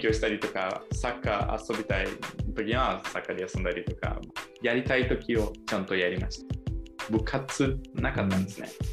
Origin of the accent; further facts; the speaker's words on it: Brazil; Japanese is a second language; now in Japan; 私は今なんかまあブラジル生まれで、まあ、日本にまあずっと住みたいずっと住むね